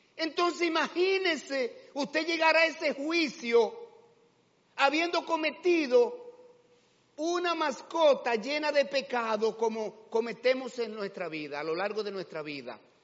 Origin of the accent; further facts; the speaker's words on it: Dominican Republic; Aunque la cédula diga dominicano, sí, soy dominicano, claro que sí, orgulloso de ser dominicano